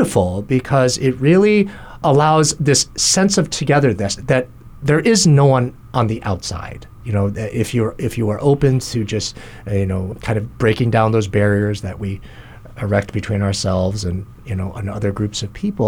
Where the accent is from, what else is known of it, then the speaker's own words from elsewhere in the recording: Kalamazoo / Battle Creek, Michigan, United States; also born or lived in New Jersey; now in Hawaii, United States; Shortly after the birth of my younger brother, we moved to a town, Kalamazoo, in Battle Creek, Michigan